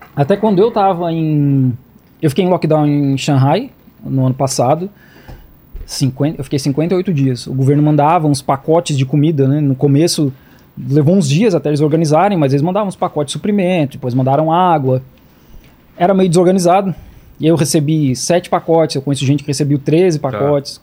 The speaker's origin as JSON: {"language": "Portuguese", "region": "Santa Catarina", "country": "Brazil", "moved": "as an adult", "lives_now": "Jiangmen, China", "said": "Eu sou de Santa Catarina"}